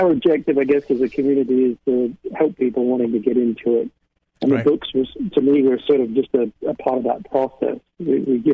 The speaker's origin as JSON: {"language": "English", "country": "United Kingdom", "tie": "born or raised there", "moved": "yes", "said": "I grew up in the United Kingdom"}